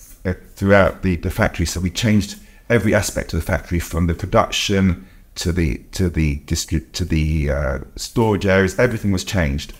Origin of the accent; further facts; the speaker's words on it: United Kingdom; I'm Jewish and I'm also British. So I was born here in 1964